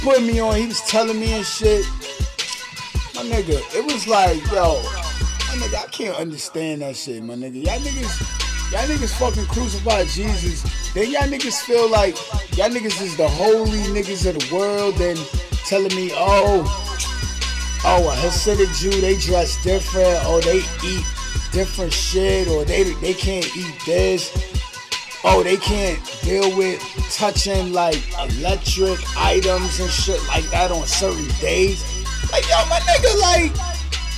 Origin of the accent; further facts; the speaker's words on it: New York City, New York, United States; New York City, I'm from Brooklyn